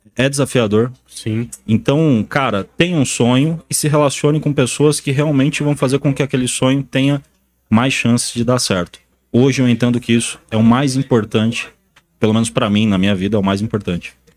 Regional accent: interior of Paraná, Brazil; moved away; eu vim do Paraná, do interior do Paraná, tirei leite durante muitos anos

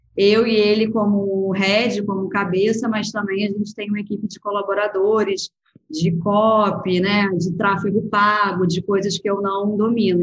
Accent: Rio de Janeiro, Brazil; also born or lived in Lisbon, Portugal / Spain; eu sou do Rio

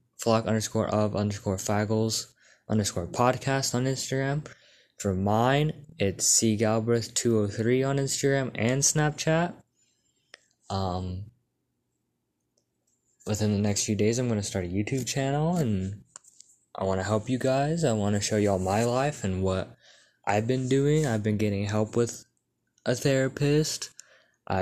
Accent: Texas, United States; I'm from a small town in Texas.

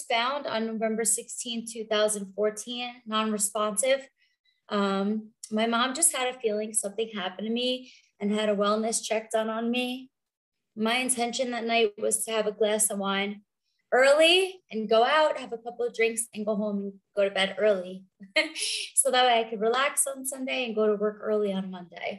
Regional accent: New York and Long Island, United States; moved away as an adult; also born or lived in South Florida; now in Denver, United States; I grew up in New York and Long Island, and I was in New York until I was 29

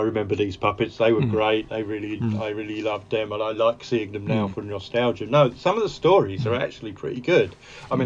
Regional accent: Brentwood, East of England, United Kingdom; I grew up in Brentwood in Essex, which is a satellite commuter town.

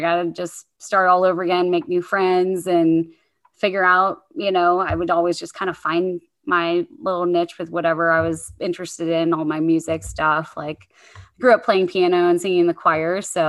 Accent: Virginia, United States; born there; also born or lived in Monterey, California; And so I was born in the Hampton Roads area of Virginia, a lot of military operations around there, and then moved to the West Coast when I was too young to appreciate the beauty of Monterey, California at like 2 years old.

